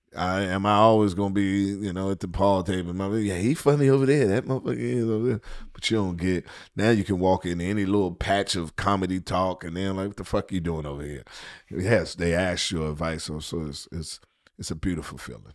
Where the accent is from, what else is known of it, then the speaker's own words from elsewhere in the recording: Washington, District of Columbia, United States; moved away as an adult; also born or lived in Atlanta; D C, my hometown